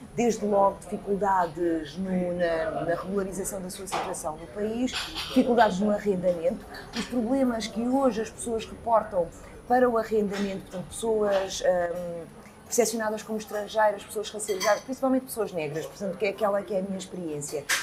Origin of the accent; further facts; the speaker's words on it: Lisbon, Portugal; also born or lived in Coimbra; Lisboa foi a cidade onde eu cresci